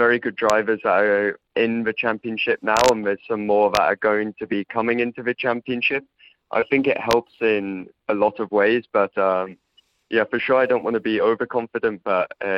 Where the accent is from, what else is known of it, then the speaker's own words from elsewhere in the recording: England, United Kingdom; also born or lived in Poland; I had a lot of my growing up in England